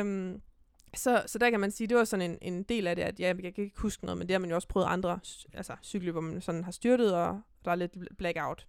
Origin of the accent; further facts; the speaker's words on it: Silkeborg, Central Denmark Region, Denmark; also born or lived in Herning; Så rykkede jeg et år mere til Silkeborg, hjem igen